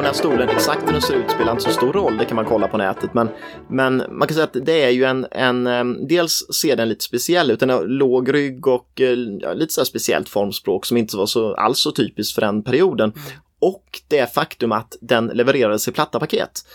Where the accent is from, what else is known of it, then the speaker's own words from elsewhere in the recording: Nässjö, Jönköping County, Sweden; jag är ju från Nässjö